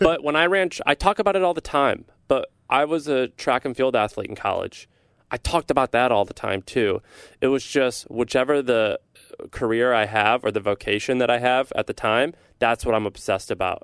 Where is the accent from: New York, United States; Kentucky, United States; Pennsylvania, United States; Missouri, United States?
Missouri, United States; St. Louis; I'm from Saint Louis, Missouri